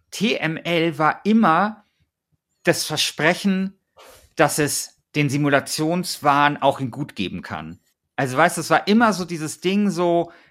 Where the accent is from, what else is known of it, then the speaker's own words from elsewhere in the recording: Bavaria, Germany; Vielleicht nehme ich jetzt hier äh, diese Folge auf und weiß nicht, dass mein Heimatbundesland äh, Bayern äh, sang- und klanglos gegen Schleswig-Holstein ausgeschieden ist.